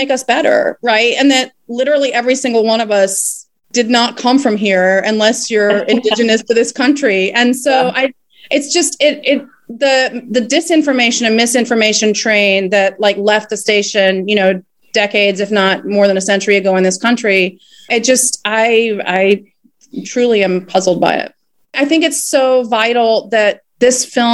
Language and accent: English; South Carolina, United States; moved away as an adult; also born or lived in Puerto Rico / Mexico; I grew up in South Carolina